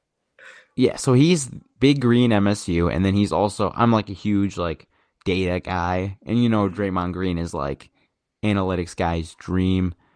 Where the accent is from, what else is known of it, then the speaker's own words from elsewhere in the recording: Sterling Heights, Michigan, United States; now in East Lansing, United States; I'm like, from uh, Sterling Heights, Michigan, which is about 20 miles outside of Detroit, Michigan